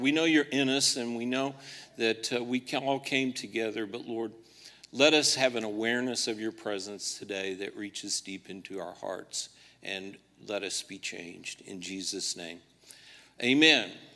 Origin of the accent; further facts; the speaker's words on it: Liberty, Missouri, United States; my hometown of Liberty, Missouri